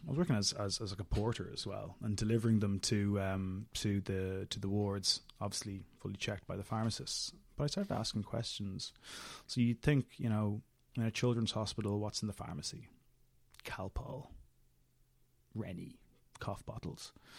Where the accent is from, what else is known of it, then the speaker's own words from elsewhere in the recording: Dublin, Leinster, Ireland; also born or lived in London; So I was born and brought up in Dublin